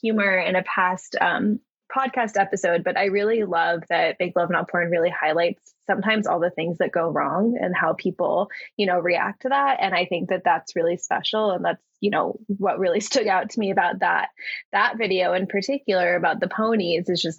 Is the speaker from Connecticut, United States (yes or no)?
no; Texas, United States; I grew up in Texas